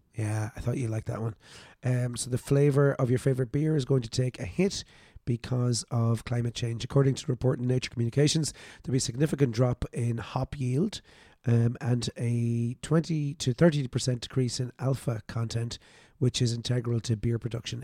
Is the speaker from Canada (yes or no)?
no; Ireland; I was born in Ireland.